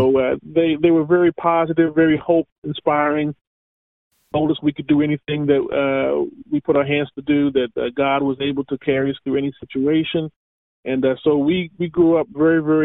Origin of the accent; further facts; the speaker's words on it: Canada; moved away as an adult; also born or lived in Antigua / Dallas, Texas; now in Atlanta, United States; I was born in Antigua, and we migrated to North America when I was 3 years old. And so I grew up in Canada